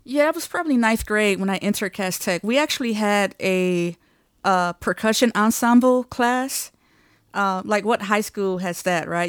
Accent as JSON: {"language": "English", "town": "Detroit", "region": "Michigan", "country": "United States", "tie": "born or raised there", "moved": "as an adult", "said": "I'm from Detroit, Michigan."}